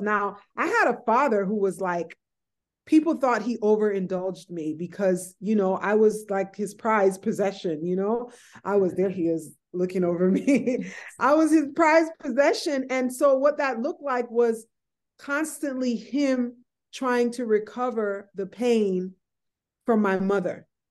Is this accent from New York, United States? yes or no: yes; White Plains, New York, United States; I was born, you know, I grew up in White Plains, New York